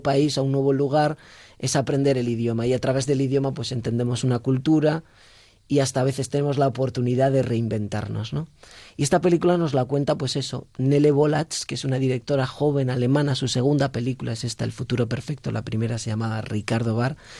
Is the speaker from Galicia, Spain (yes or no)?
yes; Galicia, Spain; yo soy gallego